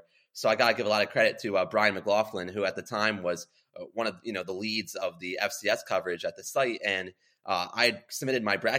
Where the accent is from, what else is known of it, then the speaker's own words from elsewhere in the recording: Delaware, United States; growing up in Delaware was one thing